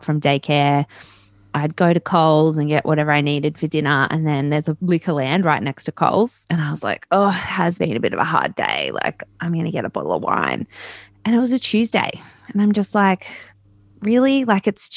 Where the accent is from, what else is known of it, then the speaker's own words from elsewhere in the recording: Newcastle, New South Wales, Australia; me growing up in Newcastle